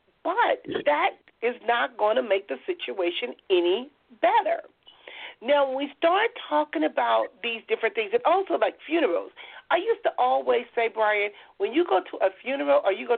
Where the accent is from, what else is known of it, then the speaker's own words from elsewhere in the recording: Compton, California, United States; And, you know, growing up in Compton